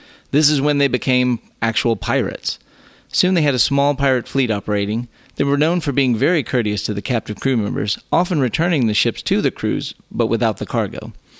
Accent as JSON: {"language": "English", "region": "Texas", "country": "United States", "tie": "born or raised there"}